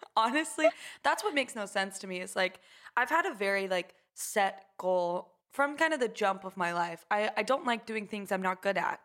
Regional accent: Houston, Texas, United States; grew up in a suburb of Houston

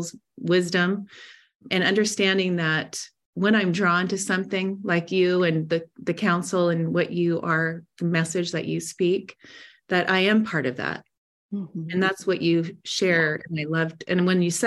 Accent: Seattle, Washington, United States; also born or lived in Montana; now in Del Mar, United States; I grew up in Seattle

